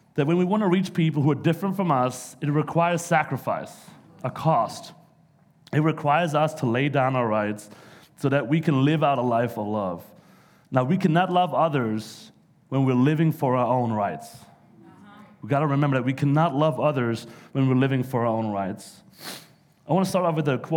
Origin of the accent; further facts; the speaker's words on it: Germany; English is a second language; moved away as an adult; also born or lived in New York; now in United States; I'm not from around here. I'm actually from Germany, so I know I sound a little funny at times